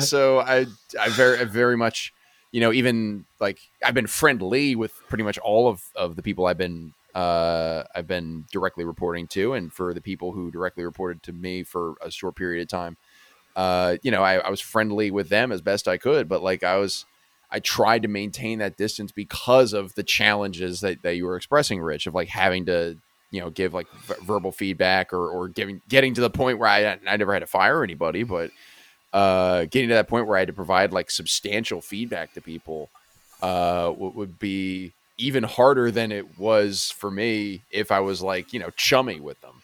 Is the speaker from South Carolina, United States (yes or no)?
no; Exton, Pennsylvania, United States; also born or lived in Pittsburgh; Exton was a lot the same way